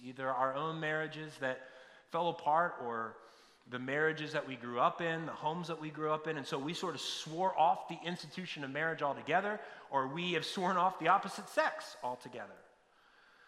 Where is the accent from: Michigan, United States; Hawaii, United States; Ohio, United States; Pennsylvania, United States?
Pennsylvania, United States; near Hawk Mountain; I grew up in Pennsylvania near Hawk Mountain